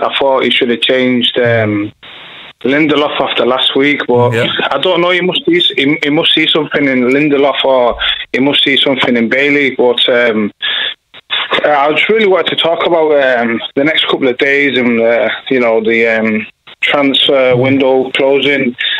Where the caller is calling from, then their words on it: Manchester, North West England, United Kingdom; From Manchester.